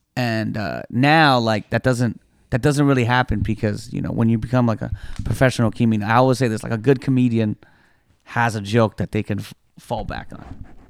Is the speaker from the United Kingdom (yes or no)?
no; Toronto, Ontario, Canada; I was born and raised in Toronto